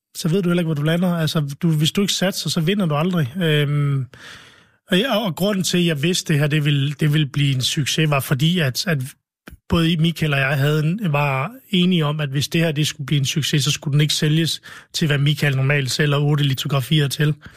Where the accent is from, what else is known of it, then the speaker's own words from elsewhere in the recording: Vestløs, North Denmark Region, Denmark; also born or lived in Lebanon; min barndomsby Vestløs